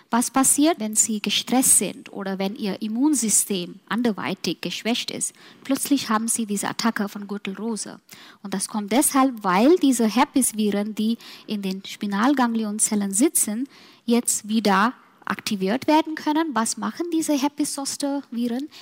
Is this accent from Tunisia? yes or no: no; Mumbai, Maharashtra, India; German is a second language; now in Germany; nach meinen Heimat gehen, Mumbai